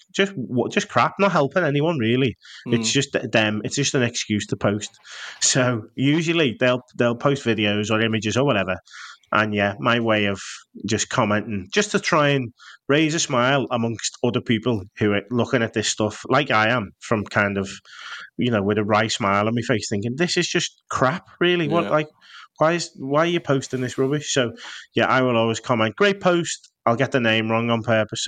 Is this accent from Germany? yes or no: no; Liverpool, North West England, United Kingdom; I'm from Liverpool.